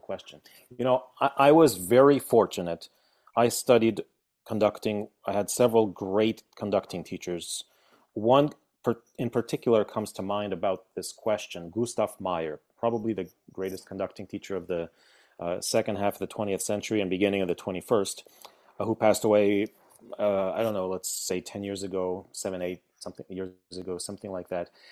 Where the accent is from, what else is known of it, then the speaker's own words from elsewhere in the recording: Veracruz, Mexico; moved away; also born or lived in Poland; I was born in Poland, and then we moved to Mexico, and that, that's where I started school. That's where I started music in, in Veracruz, in Mexico.